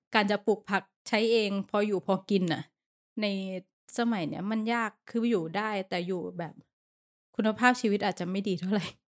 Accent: Thailand; now in Bangkok, Thailand; เราก็เป็นคนต่างจังหวัด

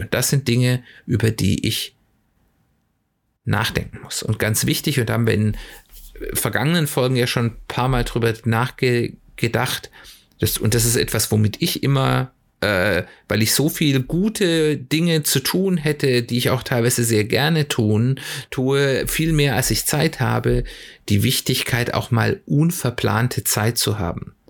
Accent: Germany; bei uns in Deutschland

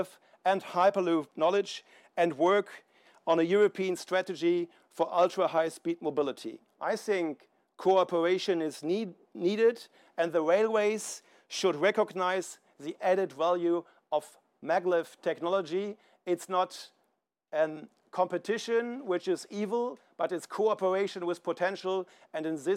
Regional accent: Lathen, Lower Saxony, Germany; When I was 9 years old, work starting on something big in my hometown in Lower Saxony

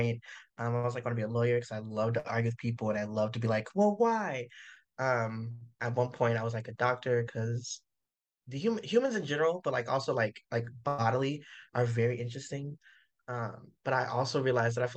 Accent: Winston-Salem, North Carolina, United States; moved away as an adult; now in San Diego, United States; I'm from Winston-Salem

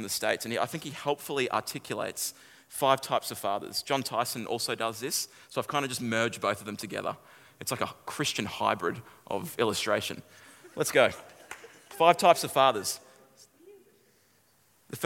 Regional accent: Kallangur, north of Brisbane, Queensland, Australia; I grew up in a suburb called Kalanga

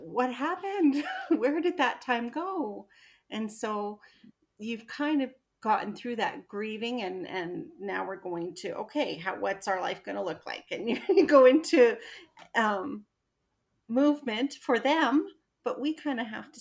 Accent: Alberta, Canada; moved away as an adult; now in Edmonton, Canada; we only moved an hour away, but my entire family and my hometown were in that little town

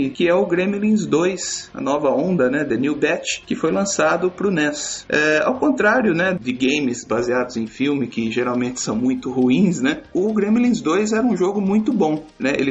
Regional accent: Cordeirópolis, São Paulo, Brazil; eu tenho 30 anos, sou de Corderópolis, interior de São Paulo.

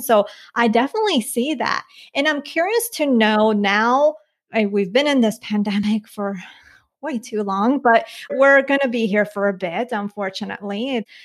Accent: Colombia; moved away; I was born in Colombia. My mom's from and my mom's from there as well. And then my dad, he's from here.

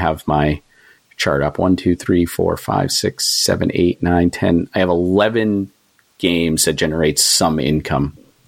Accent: Waterville, Maine, United States; also born or lived in New York City / Philadelphia; now in Massachusetts, United States; I grew up in Maine. So I've sort of always been a Northeast person. I've lived Maine, Massachusetts, New York City, Philadelphia.

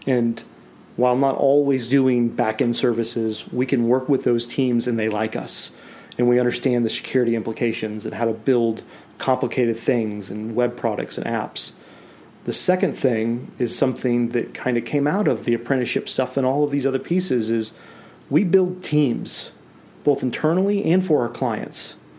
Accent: Nashville, Tennessee, United States; born there; No, I was born in Nashville, Tennessee

